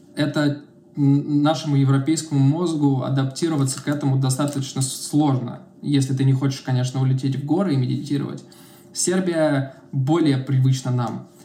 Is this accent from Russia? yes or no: yes; Russia; moved away as an adult; also born or lived in Serbia; now in Belgrade, Serbia; ну из России